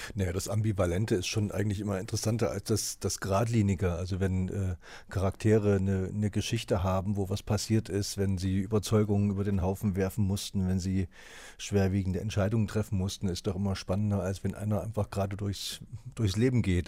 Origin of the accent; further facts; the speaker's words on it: East Germany, Germany; ich komme auch aus dem Osten